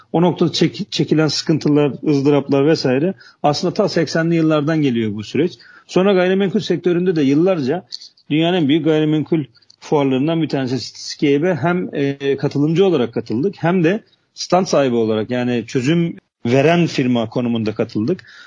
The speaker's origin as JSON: {"language": "Turkish", "region": "Trabzon", "country": "Turkey", "tie": "born or raised there", "also_born_or_lived": "Istanbul", "moved": "as an adult", "said": "Trabzon doğumluyum. Liseyi, liseye kadar Trabzon'da, üniversiteyi de, e, İstanbul'da okudum."}